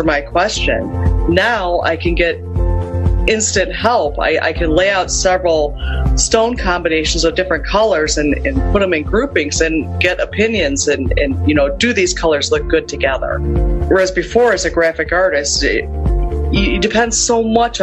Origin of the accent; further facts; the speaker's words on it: Lakewood, Ohio, United States; I'm from Lakewood, Ohio